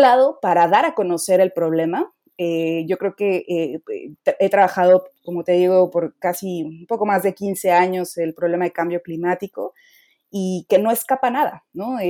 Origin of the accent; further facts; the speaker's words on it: Mexico; soy la primera mexicana que participa en la iniciativa